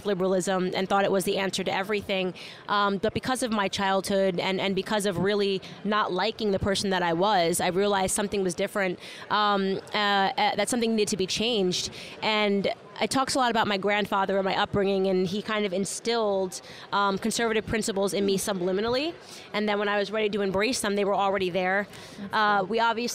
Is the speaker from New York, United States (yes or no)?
no; Connecticut, United States; Originally from Connecticut